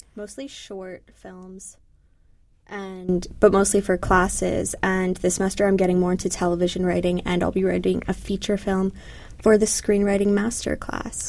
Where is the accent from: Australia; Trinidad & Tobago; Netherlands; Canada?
Canada; moved away as an adult; now in United States; growing up in Canada